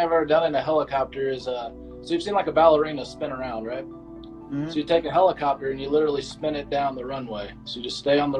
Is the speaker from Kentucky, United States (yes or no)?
yes; Florence, Kentucky, United States; moved away as an adult; now in Japan; I was born in Florence, Kentucky, just outside of Cincinnati is where I grew up. Huge Reds and Bengals fan. And then I joined the Army after college. And that's how I ended up here working with the Japanese Ground Self-Defense Force.